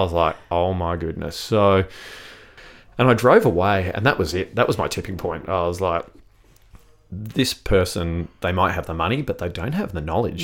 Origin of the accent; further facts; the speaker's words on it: South Australia, Australia; also born or lived in Sydney, Australia / London, United Kingdom; I grew up here in South Australia